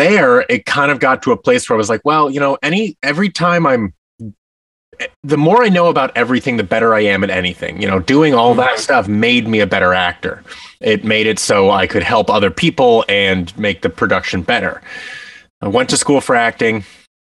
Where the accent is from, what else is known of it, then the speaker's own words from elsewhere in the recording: Seattle, Washington, United States; I grew up in Seattle, Washington